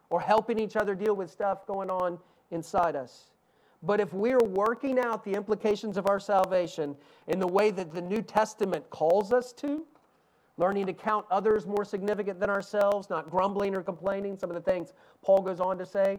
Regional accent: East Tennessee, United States; accent: Southern; I grew up in East Tennessee.

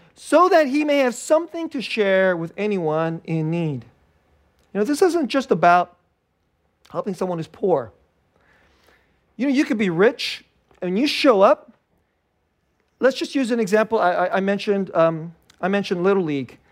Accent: Bay Area, California, United States; I grew up here in the Bay Area

